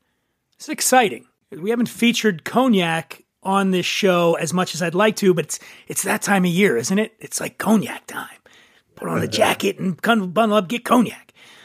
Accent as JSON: {"language": "English", "town": "Philadelphia", "region": "Pennsylvania", "country": "United States", "tie": "born or raised there", "moved": "yes", "lives_now": "Los Angeles, United States", "said": "And I grew up in Philadelphia going to Veterans Stadium"}